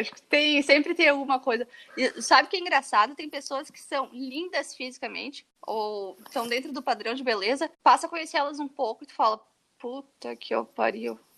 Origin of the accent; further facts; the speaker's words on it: Brazil; moved away as an adult; uma das razões que eu saí do Brasil e nunca me senti muito confortável no Brasil